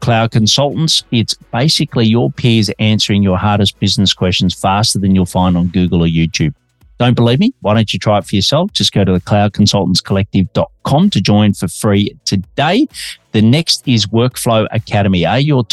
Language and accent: English; Australia; now in Melbourne, Australia